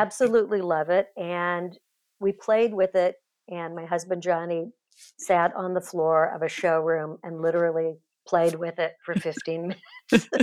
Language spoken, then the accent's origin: English; Kansas City, United States; also born or lived in Los Angeles; I grew up in Kansas City, but moved to L